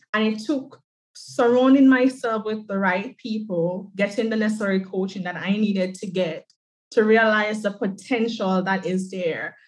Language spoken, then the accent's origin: English; Jamaica; I am from the island of Jamaica. I'm an island girl